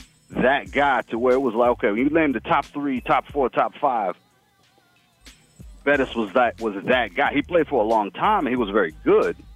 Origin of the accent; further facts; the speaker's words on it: Colorado, United States; I grew up in Colorado, so it's all about the Broncos